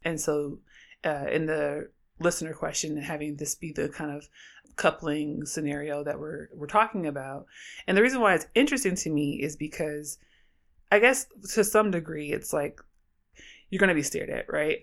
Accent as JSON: {"language": "English", "town": "Oakland", "region": "California", "country": "United States"}